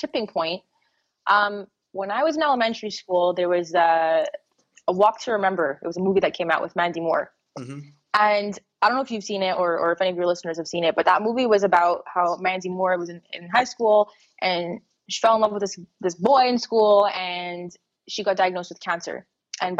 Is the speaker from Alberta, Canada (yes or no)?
no; Montreal, Quebec, Canada; I grew up in Montreal, Canada